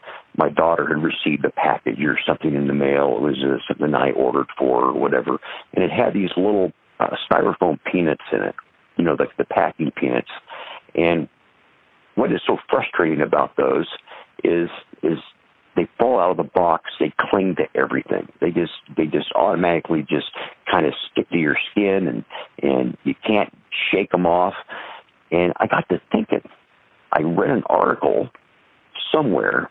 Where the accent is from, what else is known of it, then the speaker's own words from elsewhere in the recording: Des Moines, Iowa, United States; also born or lived in Ida Grove, Iowa; I'm from Des Moines area. I grew up on a small farm or acreage just outside the edge of Des Moines